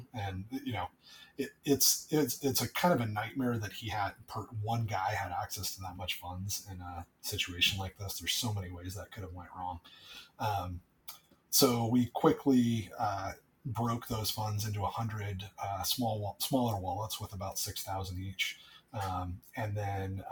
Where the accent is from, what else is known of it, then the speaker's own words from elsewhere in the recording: United States; I'm American.